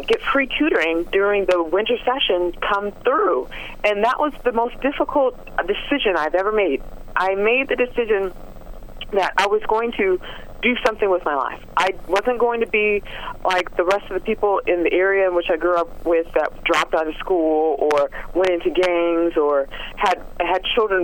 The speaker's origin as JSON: {"language": "English", "town": "Los Angeles", "region": "California", "country": "United States", "tie": "born or raised there", "said": "Growing up in South Central Los Angeles was not the easiest thing"}